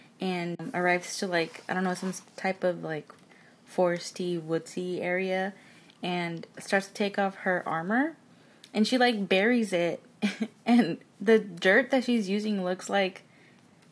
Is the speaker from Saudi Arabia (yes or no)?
no; Mexico; moved away; I grew up in Mexico, so I remember seeing it dubbed on TV